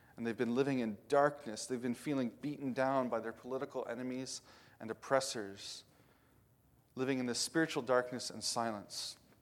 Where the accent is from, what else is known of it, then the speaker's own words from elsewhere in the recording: Indiana, United States; now in western Pennsylvania, United States; I grew up in Indiana where everything's flat